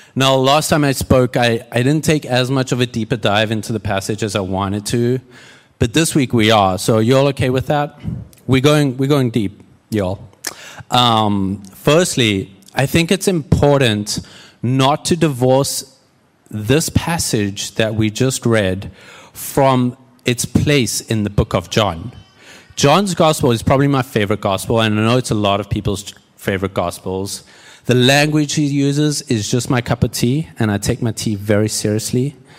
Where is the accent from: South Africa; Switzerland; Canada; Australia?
South Africa; moved away as an adult; also born or lived in Houston / Red Bluff, California; now in United States; I'm South African and, uh, grew up there, moved to the States in twenty thirteen